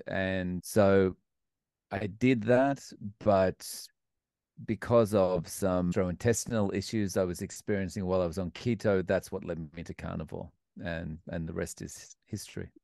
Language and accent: English; Melbourne, Victoria, Australia; moved away as an adult; also born or lived in Scotland; now in Japan; I grew up in Melbourne, Australia